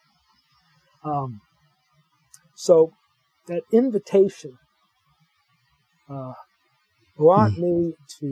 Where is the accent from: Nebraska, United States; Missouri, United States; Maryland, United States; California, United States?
California, United States; Los Angeles; I grew up in Los Angeles